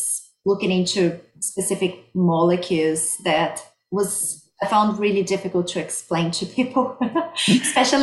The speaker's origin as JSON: {"language": "English", "country": "Brazil", "also_born_or_lived": "Sydney, Australia", "moved": "as an adult", "lives_now": "Victoria, Australia", "said": "I'm originally from Brazil. That's why I have this beautiful accent."}